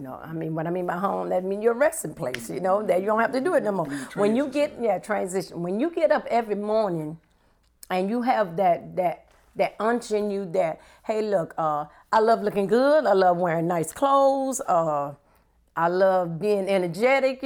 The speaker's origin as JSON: {"language": "English", "town": "New Orleans", "region": "Louisiana", "country": "United States", "tie": "born or raised there", "moved": "as an adult", "lives_now": "Baton Rouge, United States", "said": "I live here in Baton Rouge, Louisiana. But my hometown is New Orleans, Louisiana"}